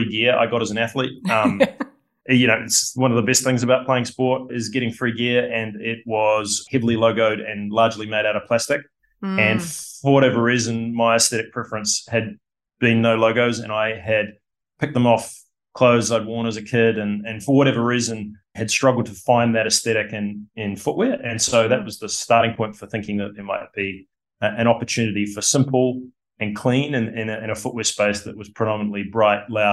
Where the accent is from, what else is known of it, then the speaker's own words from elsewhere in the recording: Wellington, New Zealand; moved away as an adult; also born or lived in United States / Australia; growing up in Wellington, I first attended university to study architecture and ended up coming over to America